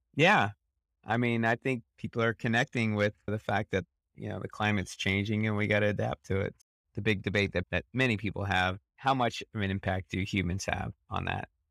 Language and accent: English; Midwest, United States; I grew up in the Midwest